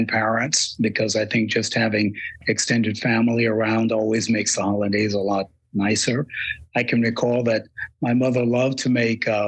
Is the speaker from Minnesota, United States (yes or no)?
no; Louisiana, United States; moved away as an adult; also born or lived in California; now in Victoria, Texas, United States; I hail from growing up in Louisiana